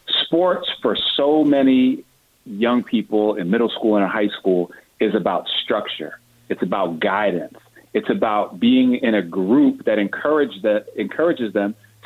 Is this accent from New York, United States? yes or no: yes; New York City, New York, United States; I'm from Brooklyn